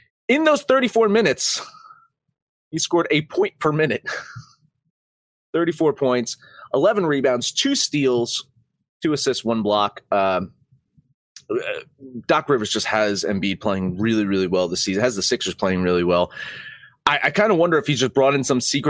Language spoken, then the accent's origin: English; New Jersey, United States; I'm from Jersey